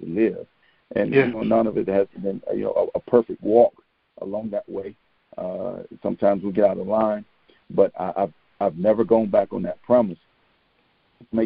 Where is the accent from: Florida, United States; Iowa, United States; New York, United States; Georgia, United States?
Georgia, United States; Albany; moved away as an adult; Albany, Georgia, which is actually my hometown